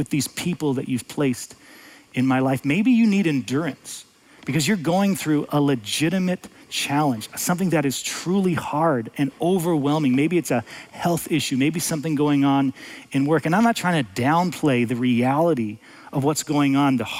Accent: United States; as an American, as a father, as a husband

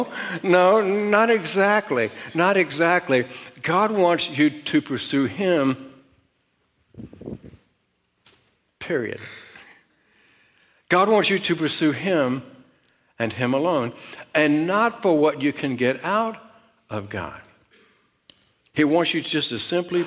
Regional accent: Richmond, Virginia, United States; I was raised outside of Richmond, Virginia, and I was raised out in the country

